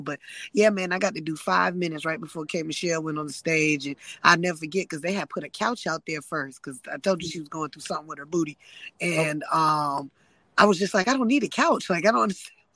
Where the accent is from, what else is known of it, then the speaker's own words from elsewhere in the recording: South Carolina, United States; moved away; I'm from South Carolina.